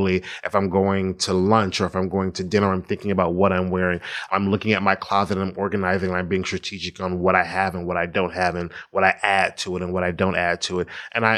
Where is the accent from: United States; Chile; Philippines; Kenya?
United States; Statesboro, Georgia; also born or lived in Atlanta, Georgia; I'm just really a small town boy from small town. I grew up in Statesboro, Georgia